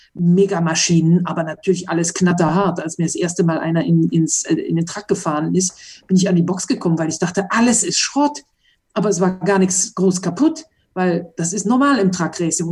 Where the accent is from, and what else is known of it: Mönchengladbach, North Rhine-Westphalia, Germany; born or raised there; moved away as an adult; now in Monaco